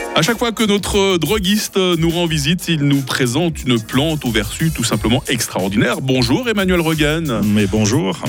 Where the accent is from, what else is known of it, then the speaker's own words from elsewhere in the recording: Vaud, Switzerland; moved away; je viens du canton de Vaud à la base